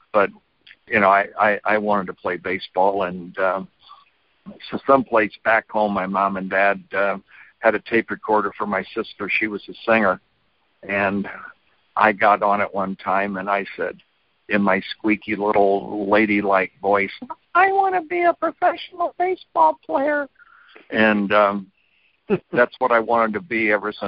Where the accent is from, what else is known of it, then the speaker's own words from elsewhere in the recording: Terre Haute, Indiana, United States; Well, Terre Haute was not the most cosmopolitan town. We were basketball first and other sports second.